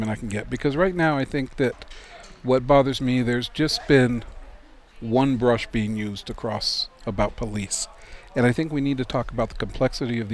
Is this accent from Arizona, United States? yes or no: yes; Tucson, Arizona, United States; I grew up in Tucson.